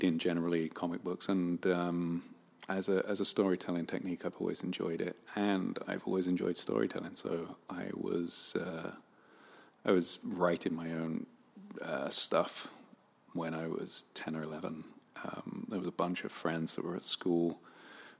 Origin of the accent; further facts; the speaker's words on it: London, United Kingdom; moved away as an adult; now in Los Angeles, United States; I grew up in a borough in Southwest London called Wandsworth